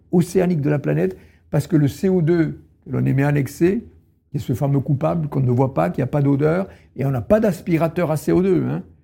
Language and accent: French; Tarn, Occitania, France; je suis né dans le Tarn, à la campagne, il y avait les champs derrière la maison.